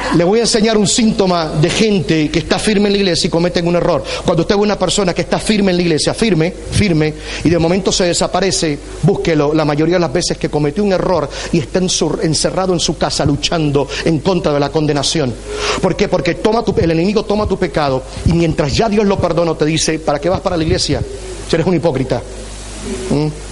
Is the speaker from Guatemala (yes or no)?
no; Puerto Rico; soy boricua